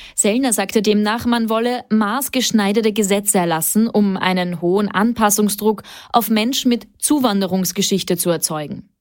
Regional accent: Austria; bei uns in Österreich

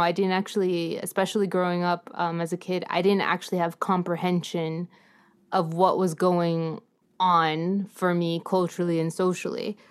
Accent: San Antonio, Texas, United States; San Antonio is really home. It's actually my hometown, I consider it.

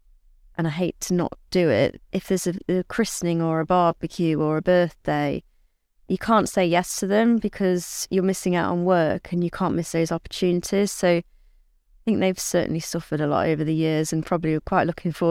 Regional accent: Southwell, East Midlands, United Kingdom; my first ever ride on a race course was at my hometown at Southwell

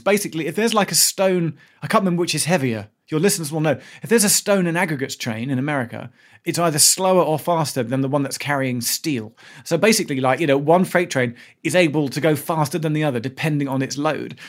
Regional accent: London, United Kingdom; also born or lived in United States; I grew up in South Suburban London

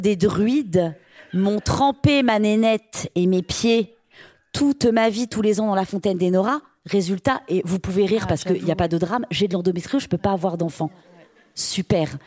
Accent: Brittany, France; Chez nous, dans notre religion un peu païenne, bretonne

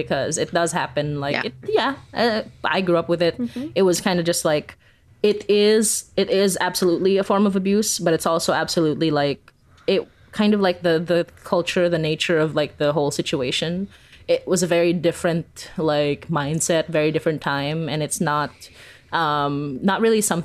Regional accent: Philippines; now in Canada; growing up in the Philippines

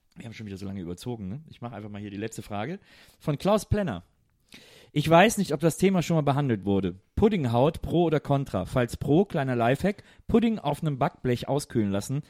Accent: Cologne, North Rhine-Westphalia, Germany; moved away; bei uns in Köln

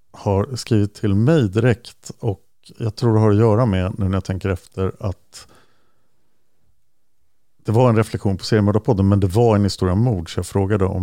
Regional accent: Delhi, New York, United States; also born or lived in Manhattan; Jo, det är nämligen så att jag är född år 83 i Manhattan i New York till en svensk mamma och en jamaikansk pappa. När jag var 3-4 år gammal så flyttade vi till Upstate New York och till just Delhi

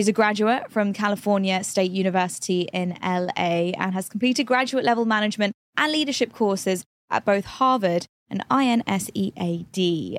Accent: London, United Kingdom; for me, I was born and raised in London. However, Indian heritage, right? And I always felt like such a hybrid. I never knew where I belonged, so to say. I was British, but I didn't feel British enough.

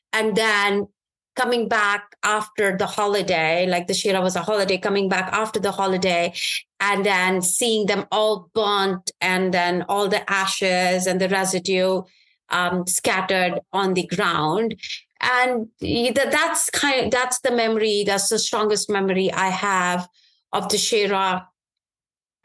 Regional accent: Srinagar, Jammu and Kashmir, India; now in United States; My early days were actually growing up in Kashmir, in Srinagar, which is the capital city of Kashmir.

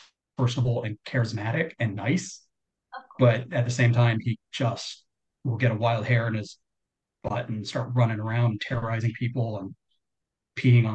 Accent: South Carolina, United States; I'm from South Carolina

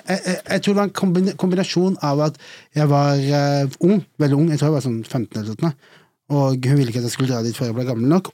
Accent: Arendal, Agder, Norway; hjembyen min

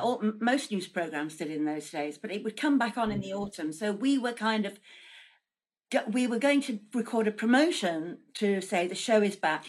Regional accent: Manchester, North West England, United Kingdom; I was brought up in Manchester

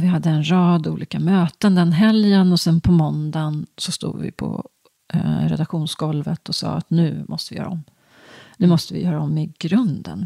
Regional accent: just outside Stockholm, Stockholm County, Sweden; also born or lived in Ydre, Östergötland (summers); jag är uppvuxen strax utanför Stockholm

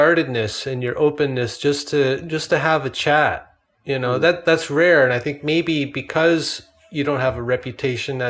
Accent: Canada; I'm Canadian

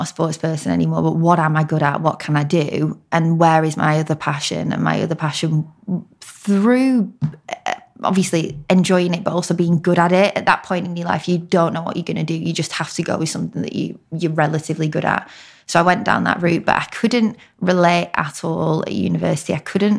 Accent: Blackburn, North West England, United Kingdom; also born or lived in York; I'm actually from Blackburn, which is Lancashire, hence the accent.

